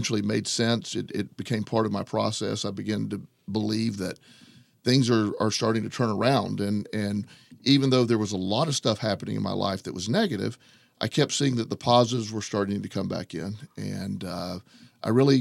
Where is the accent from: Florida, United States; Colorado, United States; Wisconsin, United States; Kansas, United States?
Florida, United States; Plant City; I grew up in Florida, a little town called Plant City. It's just a little bit east of Tampa.